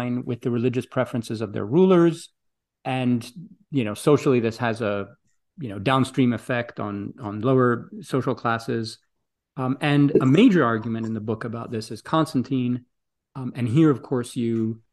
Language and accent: English; Greece; moved away; I grew up in Greece